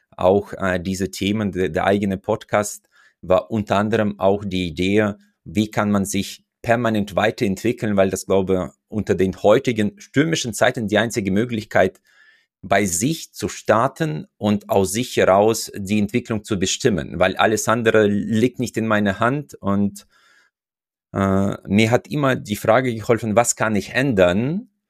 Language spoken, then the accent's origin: German; Uzbekistan; moved away as an adult; now in Germany; Ich komme ja aus Usbekistan, wo ich mein erstes Studium abgeschlossen hatte